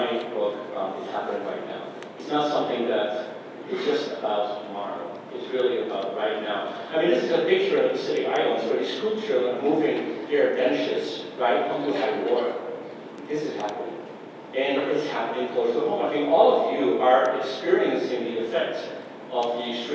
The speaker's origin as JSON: {"language": "English", "town": "Amsterdam", "region": "North Holland", "country": "Netherlands", "tie": "born or raised there", "also_born_or_lived": "Minnesota / New York", "moved": "as an adult", "lives_now": "Johnstown, United States", "said": "I was born in Amsterdam, in the Netherlands, and decided I wanted to be a farmer"}